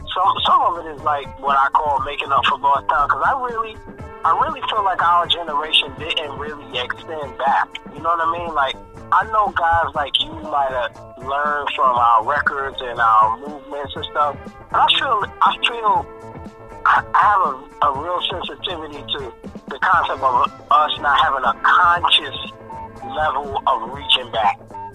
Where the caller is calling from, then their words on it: Houston, Texas, United States; Houston tonight. I don't know where I'll be tomorrow night, but Houston tonight.